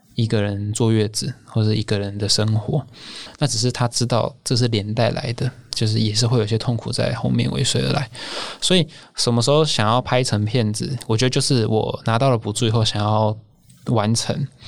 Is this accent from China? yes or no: no; Taiwan; 我自己其实小时候是在眷村长大的，是外省的第三代